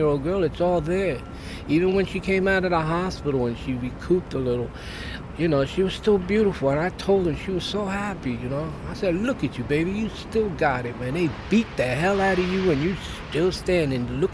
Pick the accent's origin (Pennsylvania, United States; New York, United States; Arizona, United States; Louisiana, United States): New York, United States; New York City; I grew up right here in Brooklyn